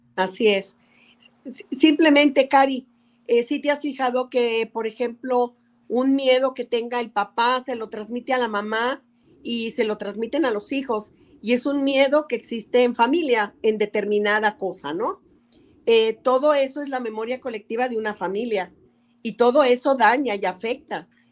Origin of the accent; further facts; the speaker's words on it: Mexico; las festividades que nos une como mexicanos